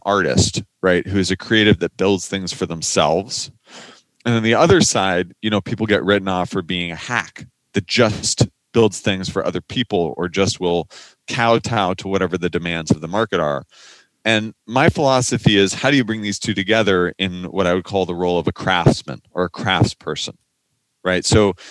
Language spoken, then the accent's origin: English; Silicon Valley, California, United States; I grew up in Silicon Valley